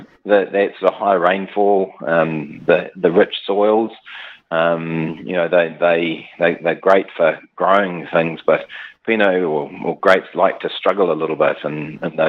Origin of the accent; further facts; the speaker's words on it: New Zealand; also born or lived in South Africa / Central Otago; I was five when we came to New Zealand